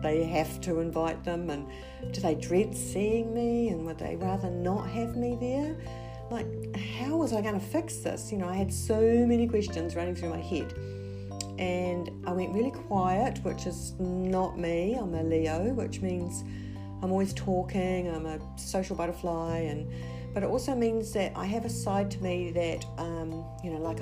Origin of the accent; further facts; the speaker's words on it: New Zealand; So I am originally from New Zealand